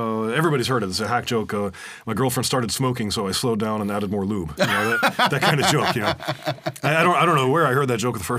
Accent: Wisconsin, United States; also born or lived in France; now in Estonia; I'm from Wisconsin.

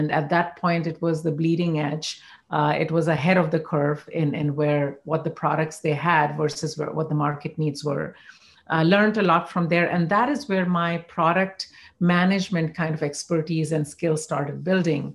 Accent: India; moved away as an adult; now in Bay Area, United States; growing up in India or going to IIT in India

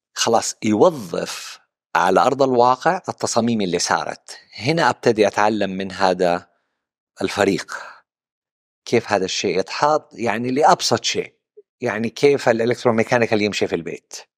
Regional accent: Western Region, Makkah Province, Saudi Arabia; also born or lived in Central Region (Najd), Saudi Arabia; نشأتي في الغربية

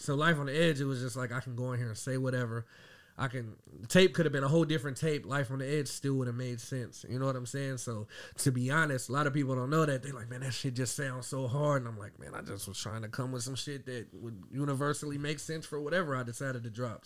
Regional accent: Dayton, Ohio, United States; also born or lived in Marysville, Ohio; born and raised in Dayton, Ohio. I was actually born in Marysville.

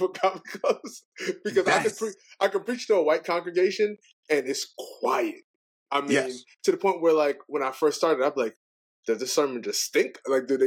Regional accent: Brooklyn, New York, United States; now in Virginia, United States; I'm born and raised in Brooklyn

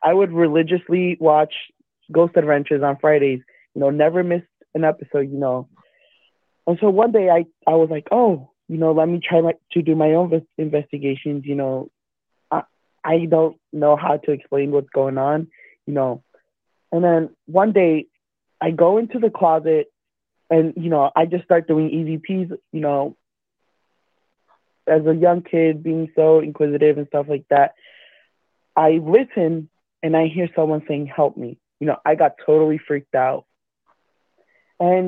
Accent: Perth Amboy, New Jersey, United States; now in Illinois, United States; I come from New Jersey, a small town, Perth Amboy

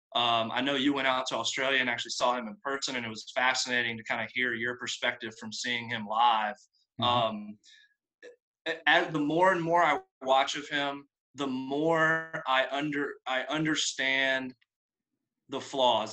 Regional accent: North Carolina, United States; So I'm from North Carolina, um, which is obviously a big, a big hoop state.

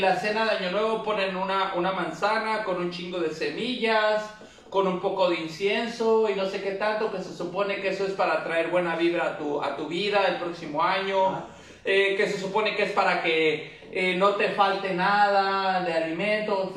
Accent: Mexico; somos mexicanos

